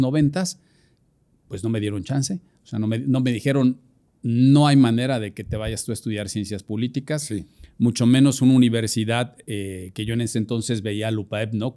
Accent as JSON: {"language": "Spanish", "region": "Puebla", "country": "Mexico", "said": "yo soy, soy un poblano"}